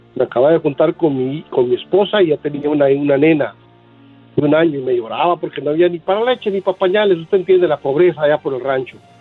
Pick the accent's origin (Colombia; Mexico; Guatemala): Guatemala; soy de Guatemala y vivía cerca, como a tres, cuatro bloques del cementerio La Verbena